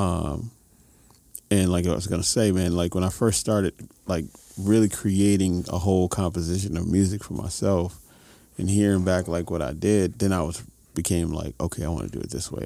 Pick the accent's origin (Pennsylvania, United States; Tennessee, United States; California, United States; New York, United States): New York, United States; New York City; now in Los Angeles, United States; Music kid in New York City